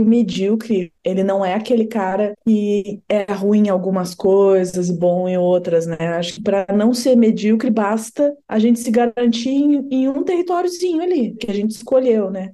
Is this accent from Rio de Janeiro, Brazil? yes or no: no; Pelotas, Rio Grande do Sul, Brazil; lá da minha cidade